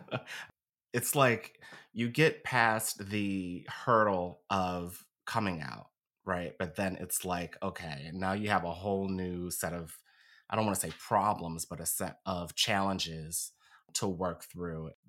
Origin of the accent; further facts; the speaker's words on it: Philadelphia, Pennsylvania, United States; I was born and raised here in Philly. Been here my whole life.